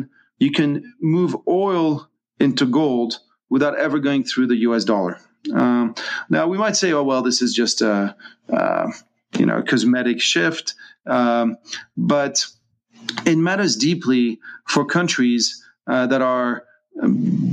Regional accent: France; now in Hong Kong; I'm not American, I'm French, I'm a French citizen living in Hong Kong

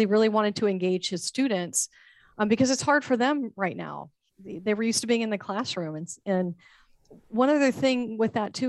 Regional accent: Texas, United States; moved away as an adult; now in Florida, United States; my home state of Texas

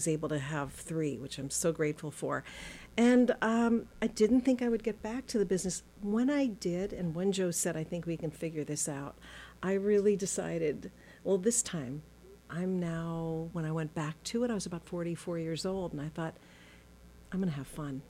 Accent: Switzerland; moved away; also born or lived in Los Angeles, United States / Boston, United States; I was born in L.A. I grew up in Switzerland

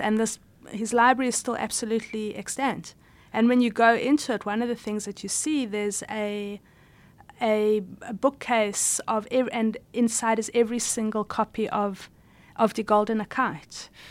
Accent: South Africa; I was born in South Africa

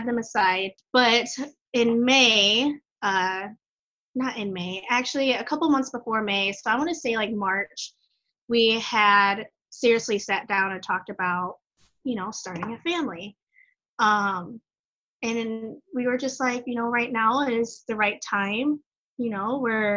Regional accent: Michigan, United States; also born or lived in Guatemala; I am from Michigan. I am adopted from Guatemala

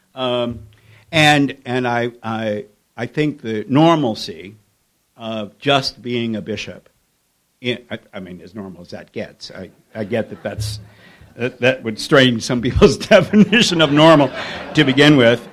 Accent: Kentucky, United States; my growing up in Kentucky in the 1950s

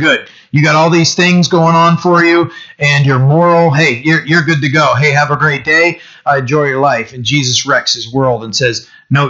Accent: Bucksport, Maine, United States; I'm from Bucksport.

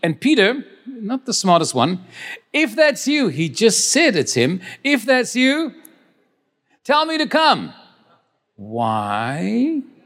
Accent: Cape Town, Western Cape, South Africa; also born or lived in Stellenbosch; I was born in Stellenbosch, but I grew up in the, in the Cape Town.

